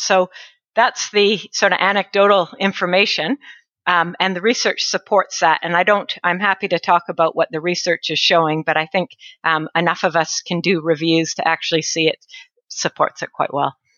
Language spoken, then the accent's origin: English; northern British Columbia, Canada; moved away as an adult; now in New Zealand; I'm Canadian. I grew up in northern BC, British Columbia, in Canada